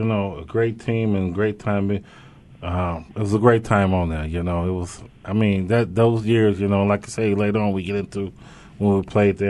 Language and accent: English; Santa Rosa, California, United States; You came out of Chabot. I came from Santa Rosa. We had Anthony Sargent come out of L.A., Pierce, Freddie Doucet.